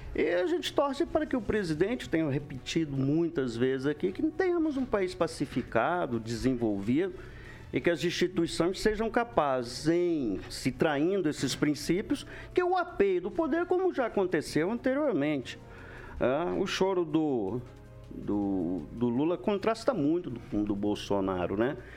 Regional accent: Maringá, Paraná, Brazil; Eu defendo a Alvorada, eu nasci por lá. Nasci na Varda, mas me criei ali

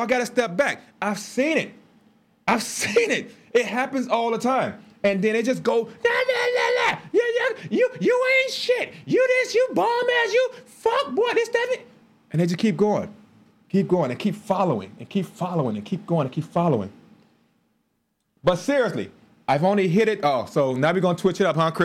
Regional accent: Chicago, Illinois, United States; We grew up in Chicago

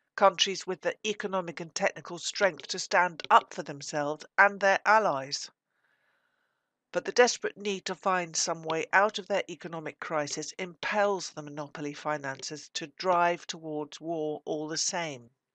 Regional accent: United Kingdom; As a British socialist, I represent that part of the British working class

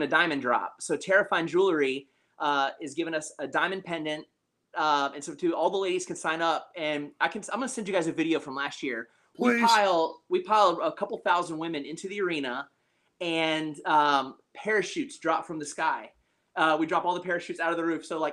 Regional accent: Gwinnett, Georgia, United States; my hometown

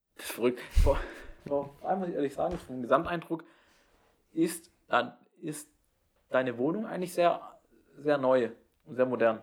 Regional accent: Baden-Württemberg, Germany; now in Jena, Germany; meine Heimat

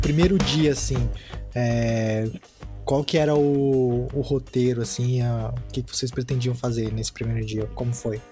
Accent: São Paulo, Brazil; moved away; eu sou de São Paulo, né, morar na, sou da capital, mas morei lá por muitos anos

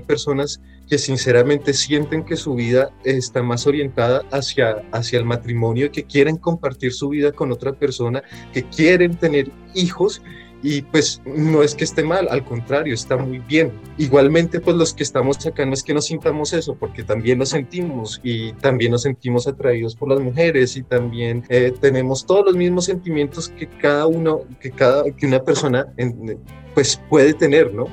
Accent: Bogotá, Colombia; moved away as an adult; also born or lived in France; yo nací en Bogotá, pues en medio de una familia católica, practicante, eh, pues una juventud, una, una adolescencia, una infancia pues feliz, muy normal

